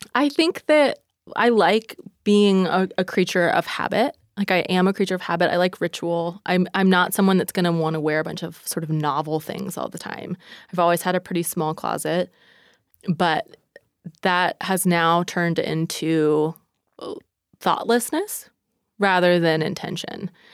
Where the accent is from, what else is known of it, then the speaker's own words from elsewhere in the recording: East Coast, United States; moved away; I'm from the East Coast